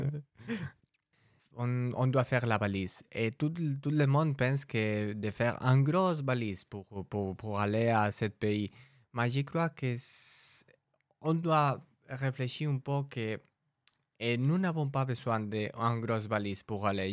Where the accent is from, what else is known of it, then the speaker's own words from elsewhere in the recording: Spain; French is a second language; now in France; je viens de l'Espagne